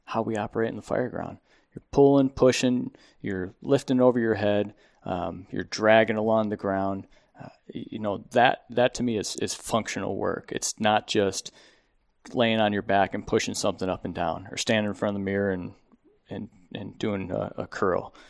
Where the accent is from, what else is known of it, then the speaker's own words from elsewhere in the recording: Buffalo, New York, United States; moved away as an adult; now in Phoenix, United States; I'm from Buffalo, New York.